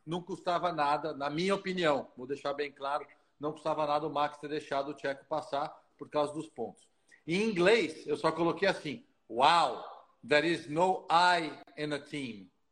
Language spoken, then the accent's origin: Portuguese; Brazil; a gente é brasileiro